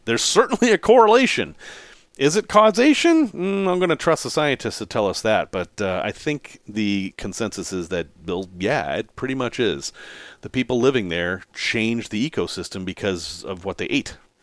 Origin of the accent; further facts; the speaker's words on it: New England, United States; I grew up in New England.